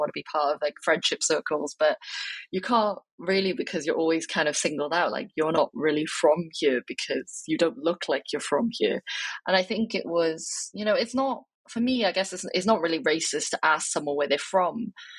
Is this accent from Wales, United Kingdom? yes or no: yes; Wales, United Kingdom; And then I would say, I'm from Wales.